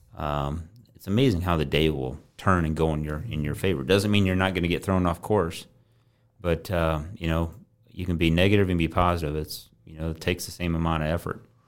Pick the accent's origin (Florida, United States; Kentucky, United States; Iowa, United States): Iowa, United States; Coon Rapids; grew up in Coon Rapids, Iowa.